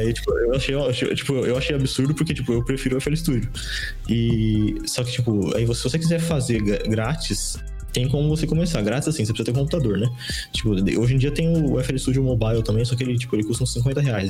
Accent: interior of São Paulo, Brazil; sou, do, interior de São Paulo, tá ligado? É, é, bem, bem interiorzão mesmo

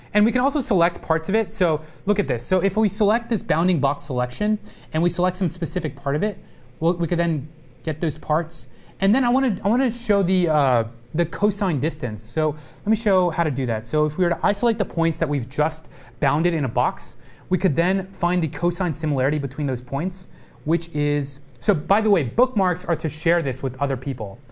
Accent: Texas, United States; a lot of racism growing up in Texas

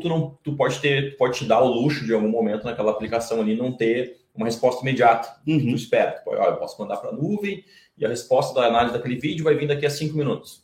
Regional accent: Novo Hamburgo, Rio Grande do Sul, Brazil; a gente vem de Novo Hamburgo

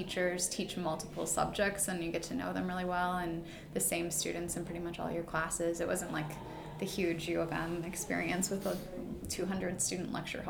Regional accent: Bloomington, Minnesota, United States; moved away as an adult; also born or lived in Russia; I'm from Bloomington, Minnesota.

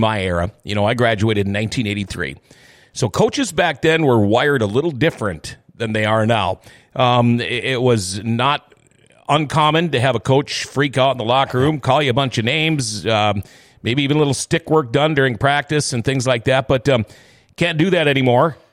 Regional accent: Thief River Falls, Minnesota, United States; born or raised there; also born or lived in Crookston, Minnesota

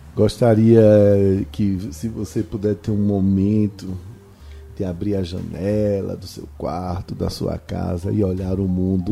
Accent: Northeast Region, Brazil; eu que sou nordestino

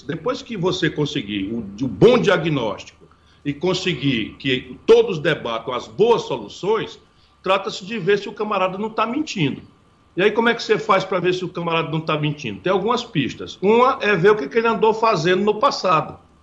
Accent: Ceará, Brazil; also born or lived in Pindamonhangaba, São Paulo; Eu nasci em Pindamonhangaba, no interior de São Paulo, embora tenha sido criado no Ceará

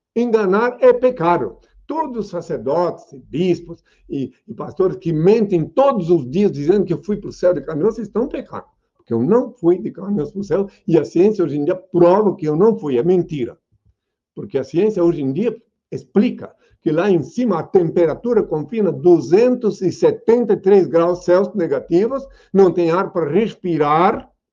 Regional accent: Indaial, Santa Catarina, Brazil; o lugar que eu nasci é, é uma pequena aldeia chamada Indaial. Na verdade, eu nasci no Rio Morto, no campo chamado Rio Morto, o lugar onde eu nasci, que é no município de Indaial.

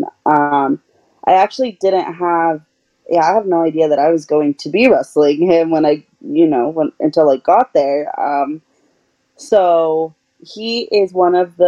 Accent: Utah, United States; also born or lived in Peru; now in Colorado, United States; my parents brought me to Utah when I was 8 months old

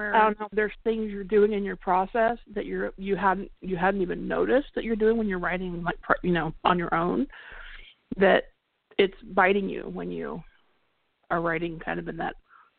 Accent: California, United States; I mean, I came from the Bay Area, right? And there's tons of bridges.

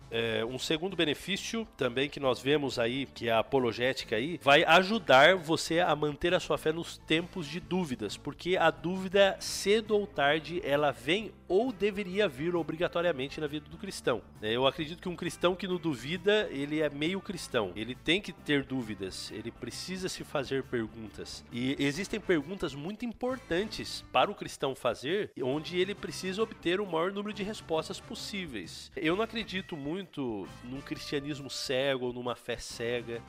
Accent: São Paulo, Brazil; moved away as an adult; now in Rio Grande do Sul, Brazil; eu sou de São Paulo, mas eu estou morando aqui no Rio Grande do Sul.

